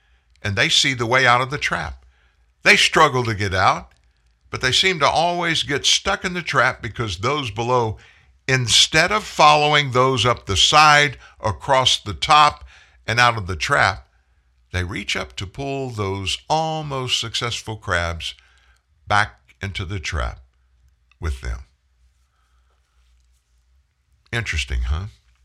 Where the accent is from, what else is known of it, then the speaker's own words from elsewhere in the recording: South Louisiana, United States; I'm from South Louisiana, where crabbing is an art